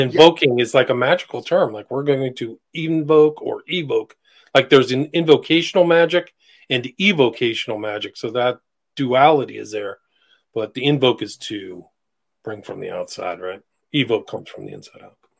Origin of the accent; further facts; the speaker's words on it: San Francisco, California, United States; moved away; I grew up partially in San Francisco in the '80s